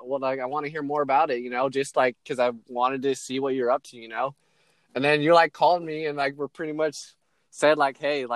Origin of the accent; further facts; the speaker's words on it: Hawaii, United States; now in Portland, United States; I was born in Hawaii, grew up there a little bit, moved around for a while, and I've ended up in Portland.